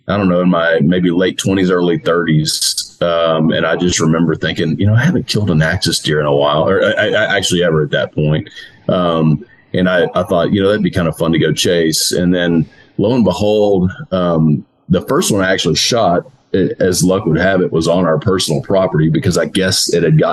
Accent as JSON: {"language": "English", "town": "Pinehurst", "region": "Texas", "country": "United States", "tie": "born or raised there", "said": "I grew up outside of Houston in the Tomball area, actually Pinehurst, which is a suburb of Tomball, which is a suburb of Houston"}